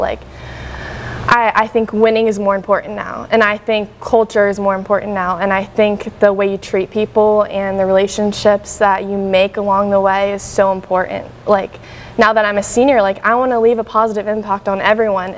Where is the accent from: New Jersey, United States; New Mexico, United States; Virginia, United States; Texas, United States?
Virginia, United States; Northern; now in Greenville, United States; I'm from Northern Virginia